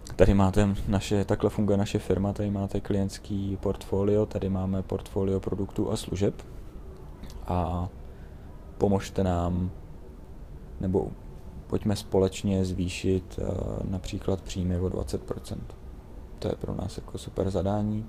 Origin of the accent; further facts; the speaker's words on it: Czechia; já jsem hrdý na to, že jsem Čech